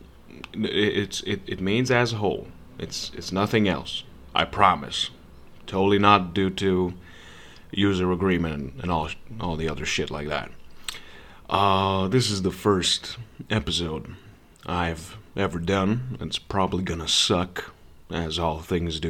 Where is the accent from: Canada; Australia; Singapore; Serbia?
Serbia; I'm not from America. I'm a Serbian white boy.